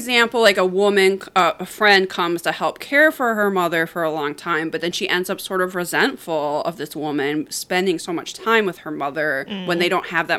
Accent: United States; me as an American.

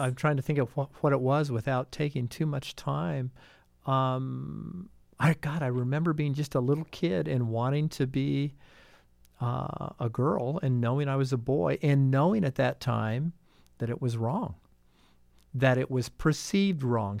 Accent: Brown County, Indiana, United States; I grew up in the shadows of Bloomington. I'm from Brown County, the suburbs of Bean Blossom

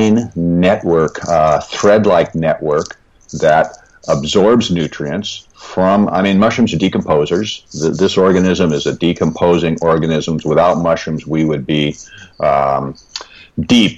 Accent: Seattle, Washington, United States; I was born and raised in the Pacific Northwest in the Seattle area.

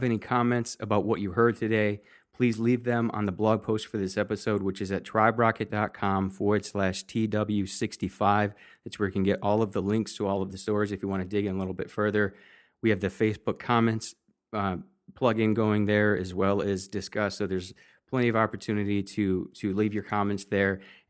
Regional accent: Kazakhstan; I'm originally from Kazakhstan and always looking forward to hearing news on Kazakhstan oil and gas companies

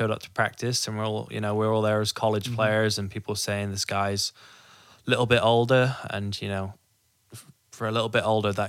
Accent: Wales, United Kingdom; moved away as an adult; now in Tulsa, United States; I'm from Wales, United mm-hmm. Kingdom. Grew up over there

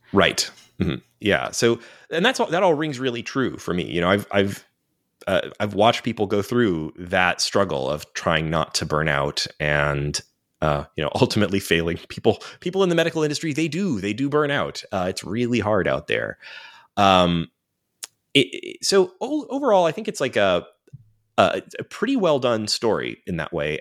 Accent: United States; as an American

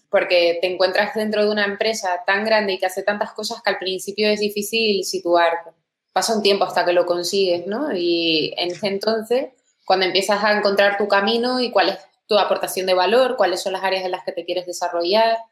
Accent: Tenerife, Canary Islands, Spain; moved away as an adult; also born or lived in England; soy originalmente de Tenerife, ahí es donde crecí

